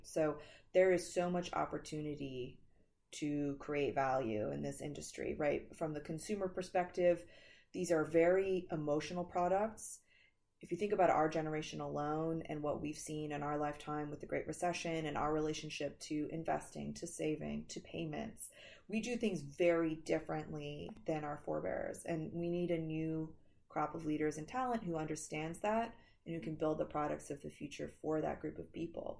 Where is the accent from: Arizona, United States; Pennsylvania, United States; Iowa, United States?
Pennsylvania, United States; Philadelphia; my hometown of Philly